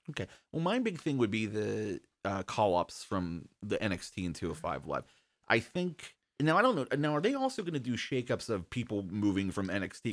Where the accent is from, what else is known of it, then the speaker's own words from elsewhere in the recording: Pittsburgh, Pennsylvania, United States; we're from Pittsburgh